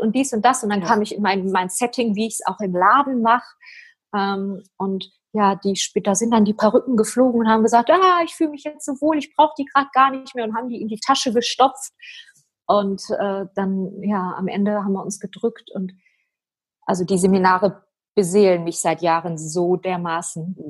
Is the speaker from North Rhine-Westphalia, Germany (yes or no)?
yes; Oberhausen, North Rhine-Westphalia, Germany; ich bin ein Ruhrpottkind. ich bin in Oberhausen geboren